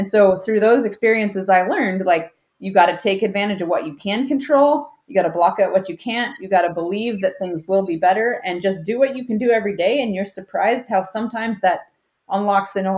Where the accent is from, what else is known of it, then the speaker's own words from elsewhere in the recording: Alaska, United States; I grew up in Alaska, which is a big outdoor playground